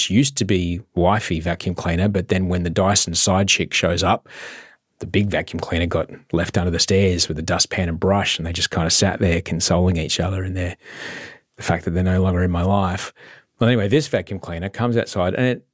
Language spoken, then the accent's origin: English; Queensland, Australia; growing up in Queensland